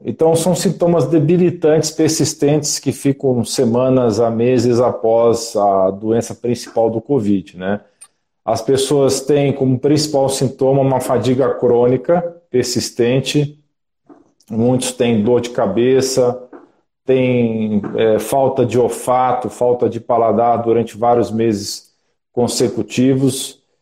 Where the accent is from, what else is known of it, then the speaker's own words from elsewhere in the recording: Brasília, Federal District, Brazil; moved away as an adult; now in São Paulo, Brazil; eu sou natural de Brasília